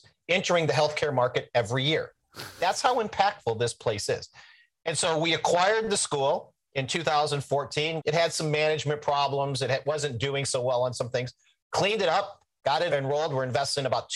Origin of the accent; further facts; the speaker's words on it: Midwest, United States; I'm an Irish Catholic boy from the Midwest.